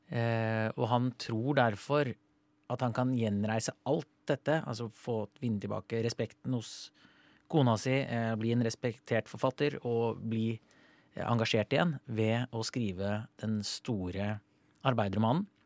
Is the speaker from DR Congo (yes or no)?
no; Sweden; Norwegian is a second language; now in Norway; jeg kommer jo fra Sverige